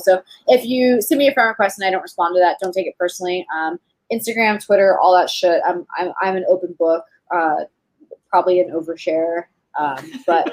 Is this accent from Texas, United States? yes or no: yes; Texas, United States; also born or lived in Fort Polk, Louisiana; I'm from Texas, and when I was in high school, we uh, our dance team came to California to compete in nationals